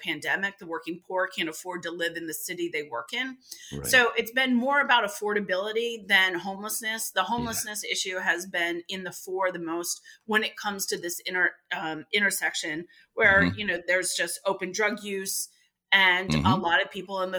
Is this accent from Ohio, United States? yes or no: yes; Ohio, United States; also born or lived in Massachusetts; now in Boston, United States; I'm from Ohio.